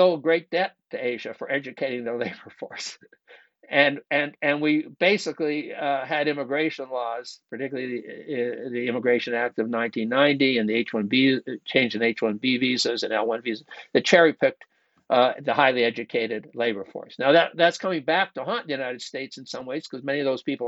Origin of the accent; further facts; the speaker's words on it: Canada; moved away; I grew up in Canada